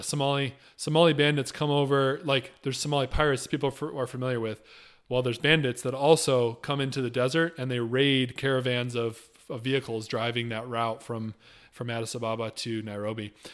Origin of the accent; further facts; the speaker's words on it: Michigan, United States; moved away; the church I grew up going to in Michigan